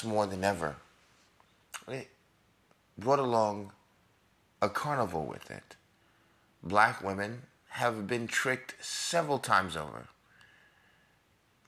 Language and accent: English; New York, United States; I'm a New Yorker